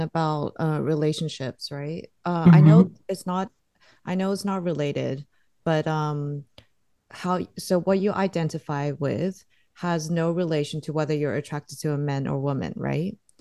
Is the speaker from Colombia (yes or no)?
no; Singapore; I grew up in Singapore